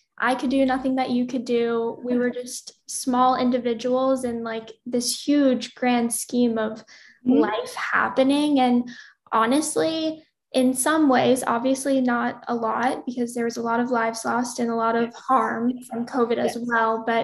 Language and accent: English; New Orleans, Louisiana, United States; moved away; I grew up in New Orleans, Louisiana